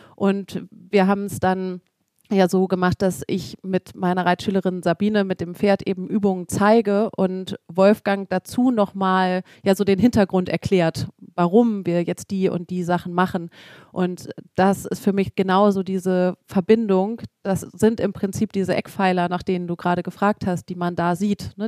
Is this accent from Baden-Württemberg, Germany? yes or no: no; Hamburg, Germany; ich komme ja mitten aus Hamburg